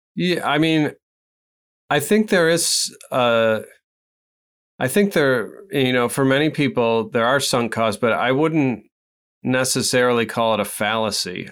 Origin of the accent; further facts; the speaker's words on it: Midwest, United States; I'm not from New England. I'm from the Midwest.